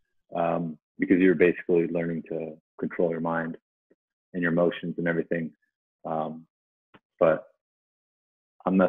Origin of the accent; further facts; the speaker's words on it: Southeast, United States; I grew up on the East Coast, so I'm Southeast